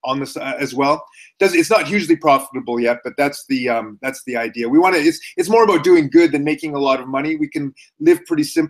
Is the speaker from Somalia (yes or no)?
no; Canada; moved away as an adult; also born or lived in Japan; now in Calgary, Canada; I'm Canadian